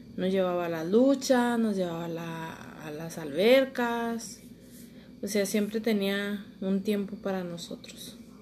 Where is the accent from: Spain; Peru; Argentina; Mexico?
Mexico; Torreón, Coahuila; Aquí en Torreón, Coahuila.